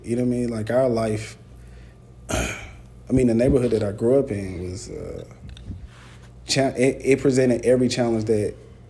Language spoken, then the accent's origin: English; Atlanta, Georgia, United States; Yeah, I'm from Atlanta. I'm from the west side of Atlanta. I grew up across the street from Morehouse.